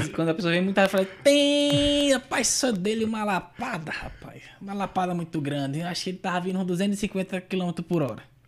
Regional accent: São Luís, Maranhão, Brazil; eu sou de São Luís do Maranhão, né? Nordeste, Nordeste, Nordeste.

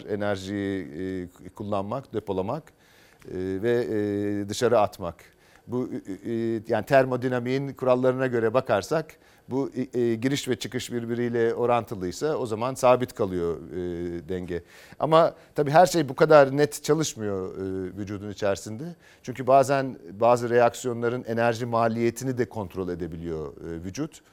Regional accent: Anatolia, Turkey; Ya hikayem e, ben Anadolu'da büyüdüm.

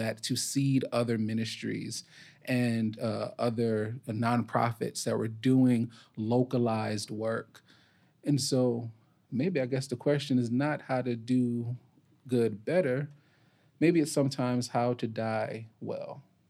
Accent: New York, United States; now in Memphis, United States; I'm not a native Memphian, I am a New Yorker

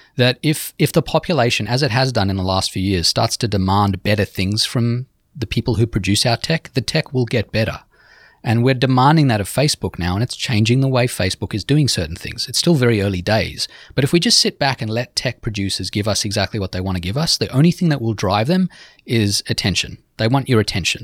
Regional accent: Sydney, New South Wales, Australia; now in New York City, United States; my hometown, Sydney

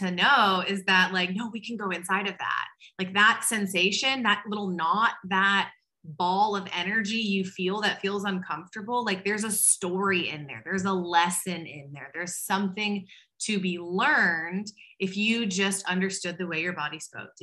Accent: Waco, Texas, United States; I'm from Waco, Texas, which is a really conservative Southern Baptist town

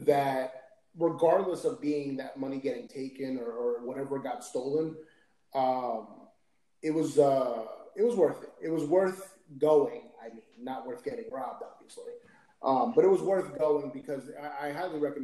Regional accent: United States; also born or lived in Miami; now in Orlando, United States; growing up in America, my English is perfect

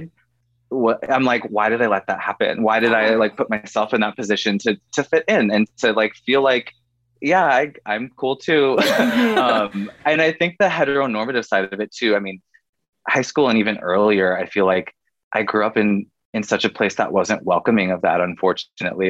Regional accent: Oregon, United States; moved away as an adult; also born or lived in California / Washington; now in Los Angeles, United States; I'm made in the West Coast. I'm a West Coast kid at heart. I grew up in Oregon

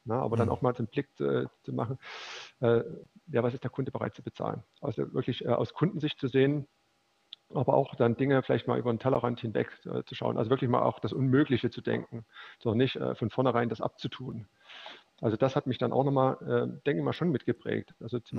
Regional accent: Leipzig, Saxony, Germany; dann bin ich wieder zurück nach Leipzig gekommen, weil ich bin Leipziger

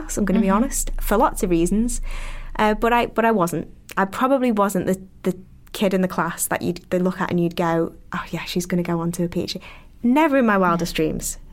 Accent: Liverpool, North West England, United Kingdom; accent: Scouse; being from the north and having a Scouse accent

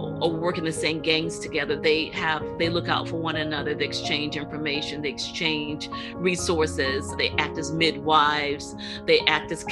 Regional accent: Portsmouth, Virginia, United States; also born or lived in Charlottesville, Virginia; my hometown of Portsmouth, Virginia

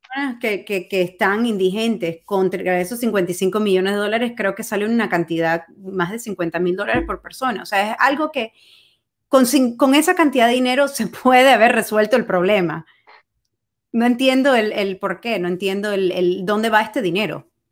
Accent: Venezuela; now in Miami, United States; Yo cuando era niña vivía en Venezuela

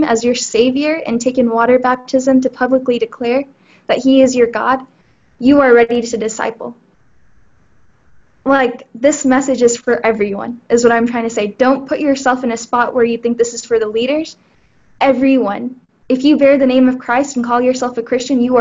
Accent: Houston, Texas, United States; I am from Houston

